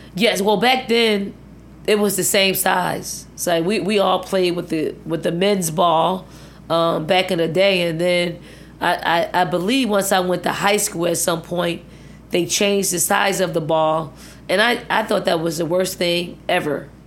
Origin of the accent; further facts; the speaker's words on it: Philadelphia, Pennsylvania, United States; moved away as an adult; also born or lived in Virginia; the housing projects that I grew up in, I mean, it was probably ninety-nine point nine percent black